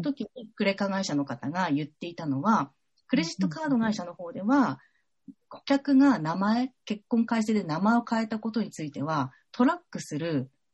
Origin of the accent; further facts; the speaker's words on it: Fukushima, Japan; moved away as an adult; also born or lived in Saitama; now in Tokyo, Japan; 私、福島県出身